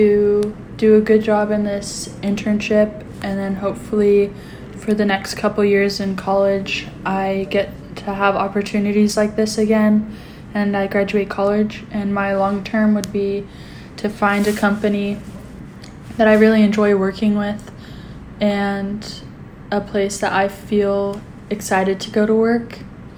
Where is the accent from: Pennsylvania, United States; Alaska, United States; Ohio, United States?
Alaska, United States; Anchorage; I grew up in Anchorage, Alaska